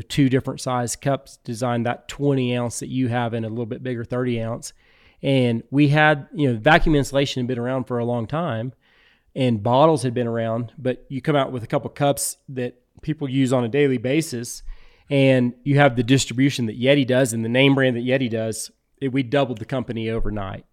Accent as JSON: {"language": "English", "region": "Texas Hill Country", "country": "United States", "tie": "born or raised there", "also_born_or_lived": "Houston, Texas / Austin, Texas", "said": "I grew up in the Texas Hill Country"}